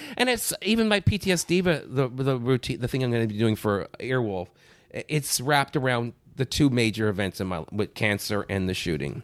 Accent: Brampton, Ontario, Canada; born or raised there; also born or lived in North Bay, Ontario

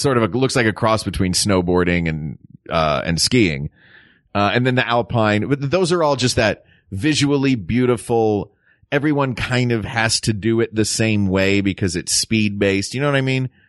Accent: the South, United States; This growing up in the South, like, we didn't do a lot of trips to, um, snowy places.

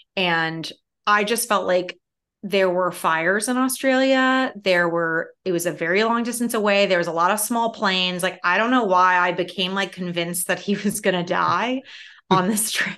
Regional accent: Chicago, Illinois, United States; I'm a city kid from Chicago

